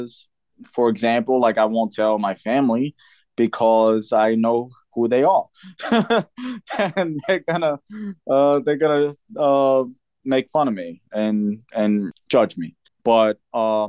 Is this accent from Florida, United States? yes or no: no; New York City, New York, United States; now in Pennsylvania, United States; I come from New York City, which is very, you know, it's just a lot of different walks of life there